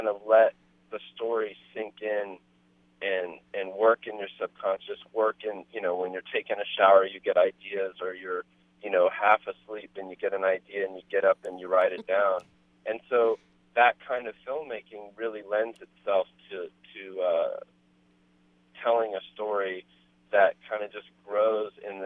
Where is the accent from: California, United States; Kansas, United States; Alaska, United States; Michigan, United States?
California, United States; Berkeley; as a kid growing up in Berkeley